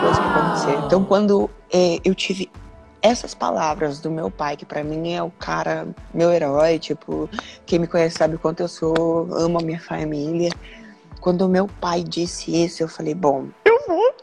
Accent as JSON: {"language": "Portuguese", "town": "Londrina", "region": "Paraná", "country": "Brazil", "tie": "born or raised there", "also_born_or_lived": "Curitiba", "said": "eu sou natural de Londrina, nasci em Londrina, morei até os X anos"}